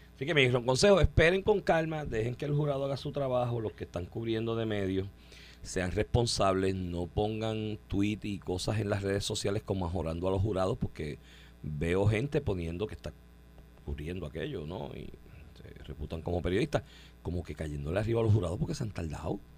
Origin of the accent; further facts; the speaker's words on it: Comerío, Puerto Rico; de mi pueblo había uno, de comerío